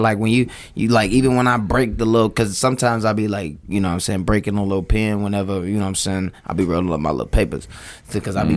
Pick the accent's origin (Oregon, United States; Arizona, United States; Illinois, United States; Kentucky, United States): Illinois, United States; Chicago; I'm from Chicago